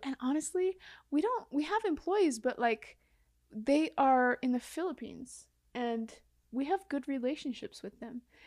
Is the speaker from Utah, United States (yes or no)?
yes; Mount Pleasant, Utah, United States; I grew up in a small town